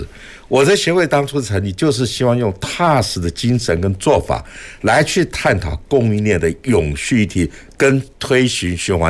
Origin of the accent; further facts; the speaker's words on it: Taiwan; 这也是我觉得身为一个台湾人非常骄傲的地方。